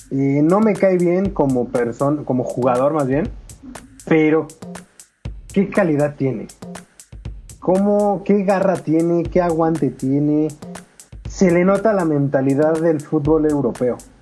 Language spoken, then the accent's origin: Spanish; Mexico; como mexicano